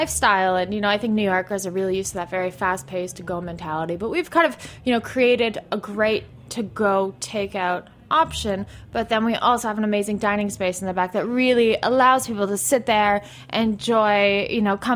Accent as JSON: {"language": "English", "town": "Montreal", "region": "Quebec", "country": "Canada", "tie": "born or raised there", "moved": "as an adult", "lives_now": "New York, United States", "said": "I spent a lot of time in Montreal. I kind of spent my teen years and 20s growing up in Montreal"}